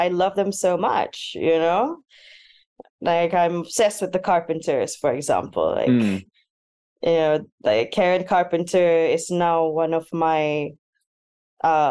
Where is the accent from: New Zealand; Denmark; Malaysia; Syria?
Malaysia; Miri, Sarawak; first language Sarawakian Malay; English is a second language; moved away; I grew up on a small coastal town in Borneo called Miri in the state of Sarawak. So I'm from Malaysian Borneo.